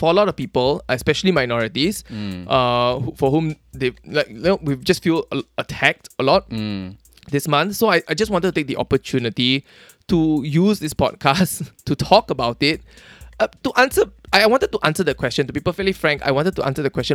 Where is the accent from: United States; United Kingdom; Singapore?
Singapore; born or raised there